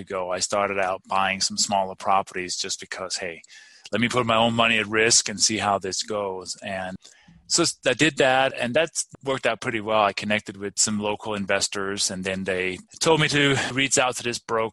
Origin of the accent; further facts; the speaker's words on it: Denmark; moved away as an adult; also born or lived in London / Maryland / Albuquerque, New Mexico; now in Colorado, United States; I grew up in Denmark, been here since 1996, and actually moved to London in the early 90s